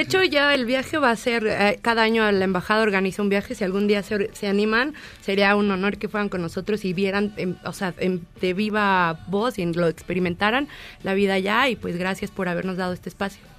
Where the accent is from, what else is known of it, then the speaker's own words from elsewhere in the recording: Mexico; nosotros como mexicanos éramos como muy abiertos